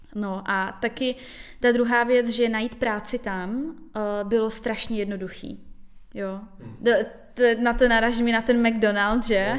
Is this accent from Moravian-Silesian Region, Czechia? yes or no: yes; Karviná, Moravian-Silesian Region, Czechia; moved away; jsem z Karviné